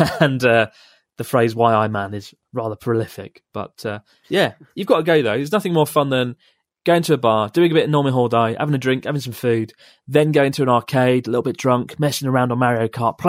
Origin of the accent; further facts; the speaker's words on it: Perth, Western Australia, Australia; I'm from Perth, Australia.